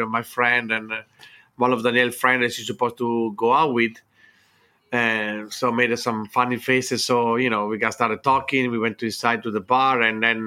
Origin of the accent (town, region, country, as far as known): Italy; English is a second language; moved away as an adult; also born or lived in London / New York; now in Los Angeles, United States